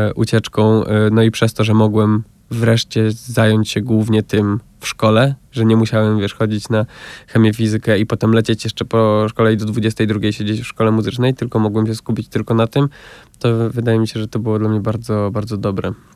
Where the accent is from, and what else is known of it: about 60 km from Warsaw, Masovian Voivodeship, Poland; born or raised there